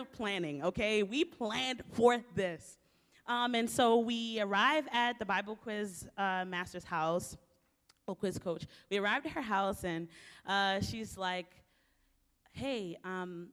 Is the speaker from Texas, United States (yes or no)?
no; Baltimore, Maryland, United States; I was born and raised in Baltimore, Maryland, inner city